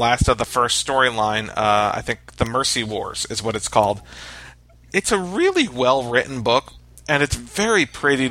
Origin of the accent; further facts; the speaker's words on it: New York City, New York, United States; I was born in New York, Queens, New York, right outside of New York City